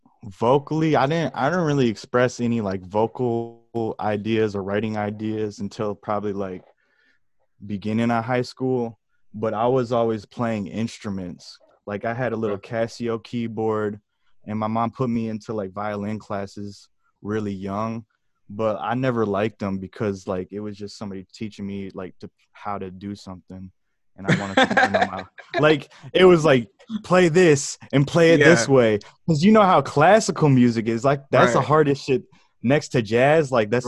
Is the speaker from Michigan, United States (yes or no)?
yes; Michigan, United States; also born or lived in Georgia; I am from Michigan. All around Michigan, because I've been moving around my whole life. Back and forth from Georgia to Michigan.